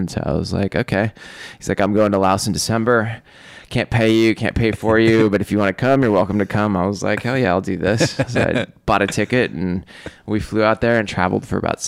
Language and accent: English; Seattle, Washington, United States; I grew up in Seattle